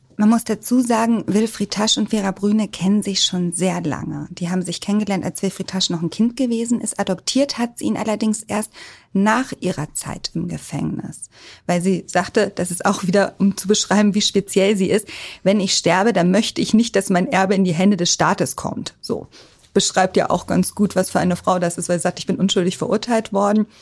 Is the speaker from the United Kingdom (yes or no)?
no; Hamburg, Germany; also born or lived in Munich / Berlin; als Hamburgerin sind wir alle HSV-Fans